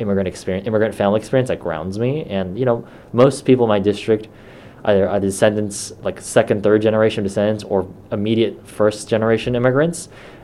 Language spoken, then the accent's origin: English; Milpitas, California, United States; I grew up in Milpitas, very Asian American city in a very Asian American region.